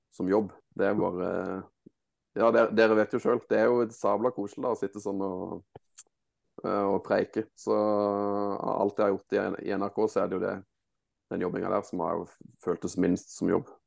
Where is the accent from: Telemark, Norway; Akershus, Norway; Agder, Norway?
Agder, Norway; Mandal; jeg er jo født og oppvokst i Mandal